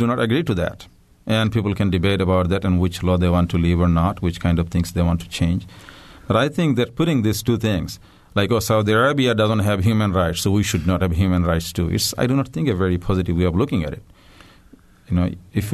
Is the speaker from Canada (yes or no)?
no; Bangladesh; moved away as an adult; now in United States; I come from Bangladesh